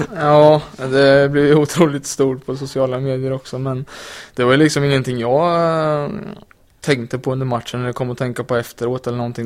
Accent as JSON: {"language": "Swedish", "town": "Linköping", "region": "Östergötland", "country": "Sweden", "moved": "yes", "lives_now": "Malmö, Sweden", "said": "jag kommer från Linköping där man bara pratar hockey"}